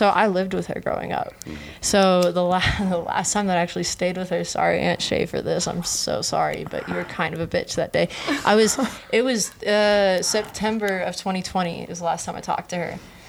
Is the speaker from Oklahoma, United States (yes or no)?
no; Hollywood, California, United States; But see the most fucked up part I think about growing up in Hollywood, being a kid, is the fucking paparazzi.